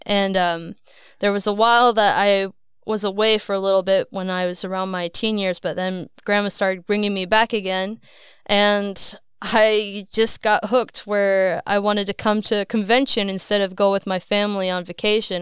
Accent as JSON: {"language": "English", "region": "Iowa", "country": "United States", "tie": "born or raised there", "moved": "yes", "said": "I was born and raised in Iowa"}